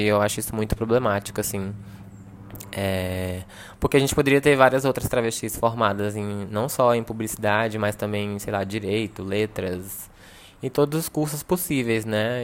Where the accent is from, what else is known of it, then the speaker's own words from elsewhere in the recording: São Sebastião, Federal District, Brazil; sou brasiliense e, enfim, venho de uma cidade chamada São Sebastião